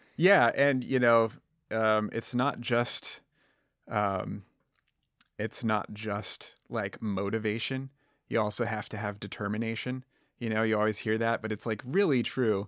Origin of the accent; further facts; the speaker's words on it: Southwest Colorado, United States; moved away; I grew up in Southwest Colorado with Izzy, um, you know, in a, in a tiny town